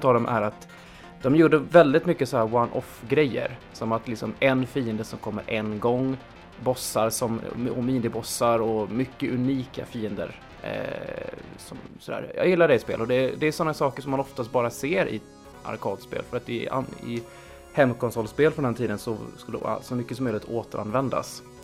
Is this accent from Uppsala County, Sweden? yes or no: yes; Uppsala, Uppsala County, Sweden; i Uppsala där jag växte upp